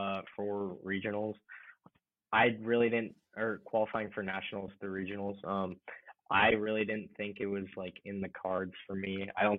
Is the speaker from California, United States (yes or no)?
no; Allen, Texas, United States; Being like from Allen, so it's a nice little town, nice little city. It's like they're just north of Dallas, sort of like a suburban sort of place.